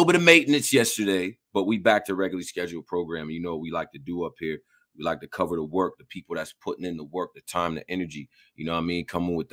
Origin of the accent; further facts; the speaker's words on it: Rochester, New York, United States; I come from Rochester, New York